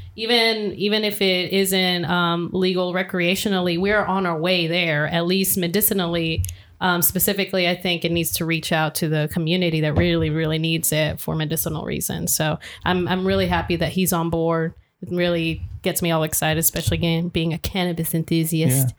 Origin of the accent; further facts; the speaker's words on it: Atlanta area, Georgia, United States; we're from the Atlanta area, Georgia